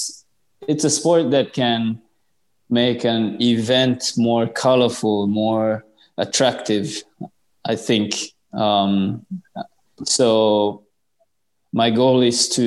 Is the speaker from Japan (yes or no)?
yes; Japan; grow squash in Japan, my home country